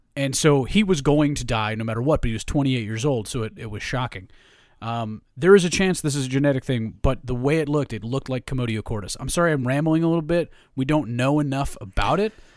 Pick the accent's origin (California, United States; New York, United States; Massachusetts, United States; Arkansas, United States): New York, United States; I grew up in New York